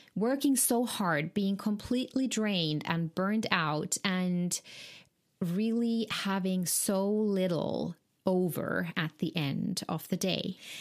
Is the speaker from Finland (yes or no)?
yes; Finland; moved away; I'm originally from Finland